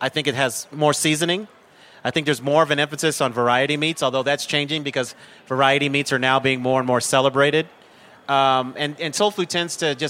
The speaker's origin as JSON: {"language": "English", "town": "Denver", "region": "Colorado", "country": "United States", "tie": "born or raised there", "said": "So being born and raised in Denver"}